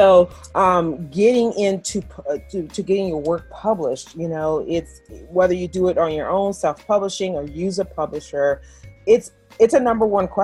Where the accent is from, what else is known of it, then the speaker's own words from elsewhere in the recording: New Orleans, Louisiana, United States; moved away as an adult; also born or lived in Houston, Texas; now in Pennsylvania, United States; go home to my home state of Louisiana, to New Orleans.